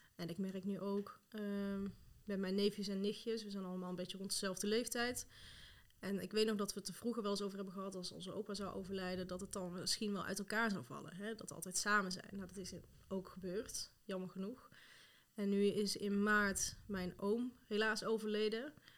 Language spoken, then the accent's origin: Dutch; Tilburg, North Brabant, Netherlands; moved away as an adult; also born or lived in Rotterdam / Amsterdam / Zutphen; now in Voorst, Netherlands; Ik kom zelf uit Tilburg, ben daar geboren en getogen